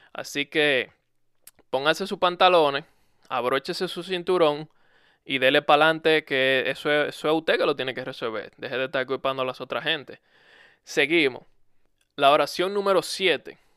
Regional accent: Dominican Republic; En mi país eso es algo muy común. En República Dominicana es muy común

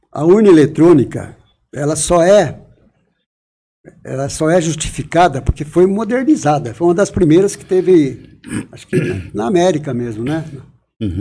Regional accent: Manduri / Bernardino de Campos / Osasco, São Paulo, Brazil; Bernardino de Campos, onde eu nasci, fui morar em Bernardino de Campos, que é perto de Piraju, e para Osasco em 1963.

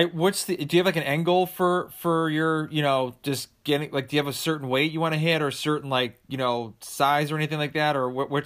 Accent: Sharon, Massachusetts, United States; moved away as an adult; now in Georgia, United States; I'm from Sharon. Yeah. But I moved down to Georgia, so like 5 years ago.

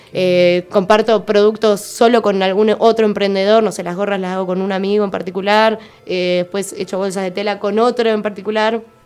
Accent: Ushuaia, Tierra del Fuego, Argentina; nací en Ushuaia, crecí en el barrio ecológico, pegada a una laguna

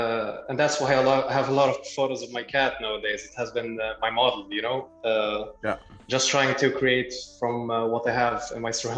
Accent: Libya; also born or lived in Germany; now in Sweden; I'm from Sweden. However, originally I'm from Libya. I've actually lived in Germany for like 6 years when I was a kid.

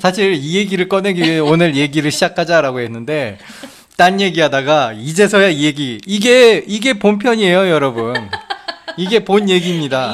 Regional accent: South Korea; now in Japan; 일본에 와서 저는 한국 사람이지만 일본에 와서 이제 앞으로 일본에 정착하길 정착할 예정이기 때문에

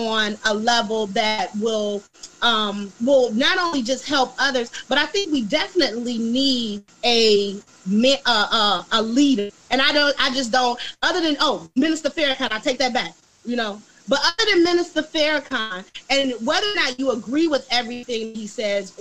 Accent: Muskegon Heights, Michigan, United States; moved away as an adult; also born or lived in Chicago, Illinois; I moved back to a small town called Muskegon, Michigan, which is where I grew up in the Heights

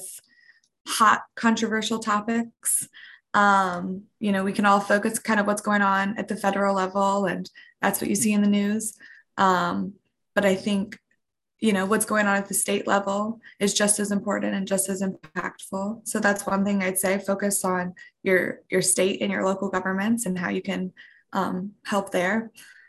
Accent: Outer Banks, Eastern North Carolina, United States; I'm from the Outer Banks, Eastern North Carolina

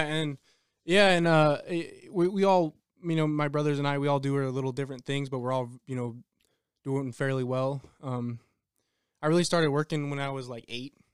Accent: El Paso, Texas, United States; I'm from El Paso, Texas

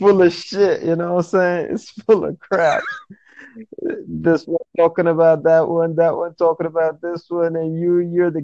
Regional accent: Nigeria; I'm from Nigeria

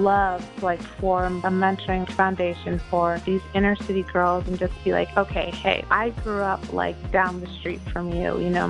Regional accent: Baltimore, Maryland, United States; I grew up in Baltimore City

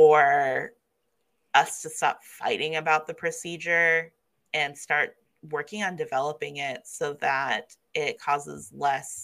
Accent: Kansas City, United States; moved away; also born or lived in New Mexico; I was growing up in Kansas City

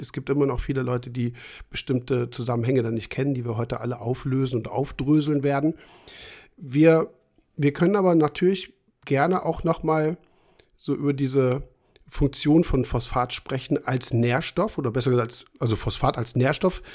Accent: Trier, Rhineland-Palatinate, Germany; aus meiner äh, Generation und Ecke, wo ich herkomme, habe ich ja schon ein paar Mal erwähnt, Trier

